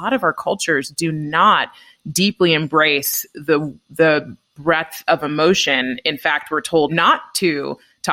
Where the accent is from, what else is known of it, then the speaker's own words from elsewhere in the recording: Bay Area, California, United States; I grew up in the Bay Area, and although it's diverse as a Black woman, I grew up in areas that typically tended to veer more white.